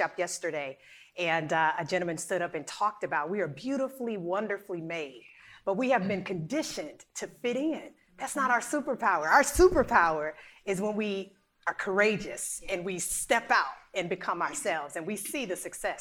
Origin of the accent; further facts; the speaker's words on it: South Carolina, United States; I grew up in the South. South Cackalacka, baby, in the Bible Belt